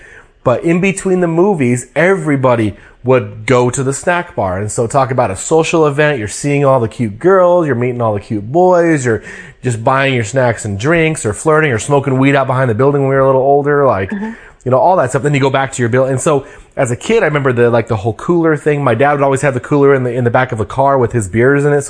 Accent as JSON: {"language": "English", "region": "Colorado", "country": "United States", "tie": "born or raised there", "moved": "yes", "lives_now": "Washington, United States", "said": "my hometown"}